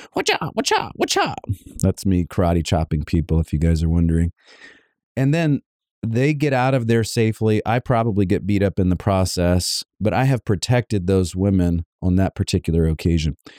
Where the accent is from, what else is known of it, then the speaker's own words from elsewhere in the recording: Savannah, Georgia, United States; moved away; My wife and I are actually from Savannah, Georgia